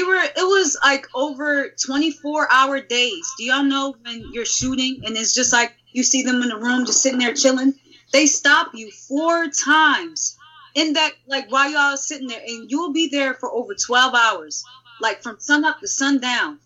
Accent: Philadelphia, Pennsylvania, United States; me and a shorty India from Philly. We're both from Philly

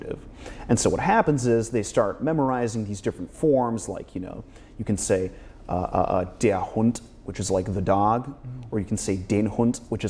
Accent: United States; I'm American too

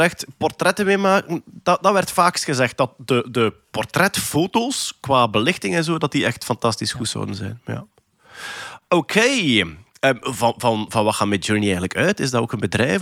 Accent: Flanders, Belgium; als Vlaming

